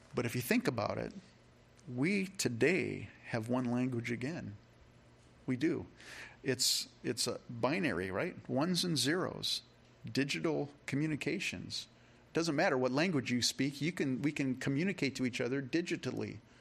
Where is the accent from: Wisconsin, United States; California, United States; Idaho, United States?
California, United States; now in Rochester, Minnesota, United States; when I was a kid, you know, I grew up in California, and in fourth grade